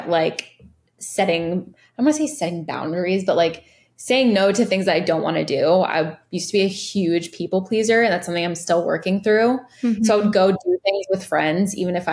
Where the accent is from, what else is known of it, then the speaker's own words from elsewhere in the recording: Virginia, United States; also born or lived in Los Angeles, California; now in Miami, United States; I grew up in Virginia. And I grew up like playing in the woods